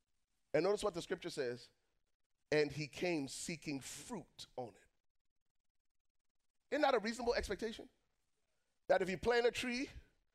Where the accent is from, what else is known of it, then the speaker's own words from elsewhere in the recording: Liberia; moved away; I was born and raised in Liberia, West Africa.